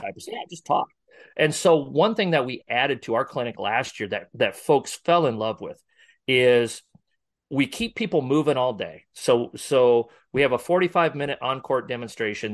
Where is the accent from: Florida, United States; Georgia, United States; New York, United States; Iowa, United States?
Iowa, United States; Northwest; now in Omaha area, United States; I'm from Northwest Iowa originally